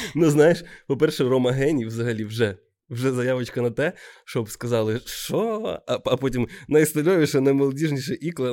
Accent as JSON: {"language": "Ukrainian", "town": "Odesa", "region": "Odesa Oblast", "country": "Ukraine", "tie": "born or raised there", "said": "з Одеси, з мого рідного міста"}